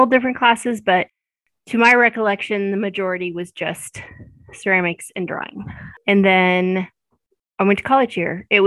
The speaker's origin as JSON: {"language": "English", "town": "Maryville", "region": "Missouri", "country": "United States", "tie": "born or raised there", "said": "I was born and raised in Maryville"}